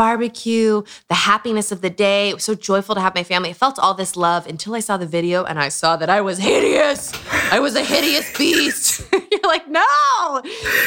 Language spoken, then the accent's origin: English; Utah, United States; Growing up in Utah